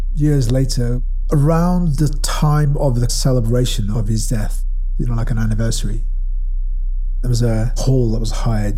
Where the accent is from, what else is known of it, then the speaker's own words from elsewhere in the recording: Ashton-under-Lyne, North West England, United Kingdom; I was born in Ashton, which is in Tameside in Greater Manchester